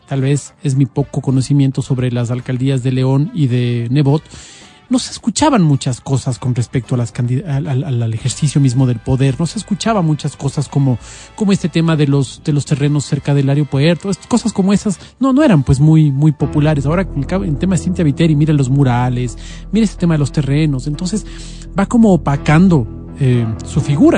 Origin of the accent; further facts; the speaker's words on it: Quito, Pichincha, Ecuador; como quiteños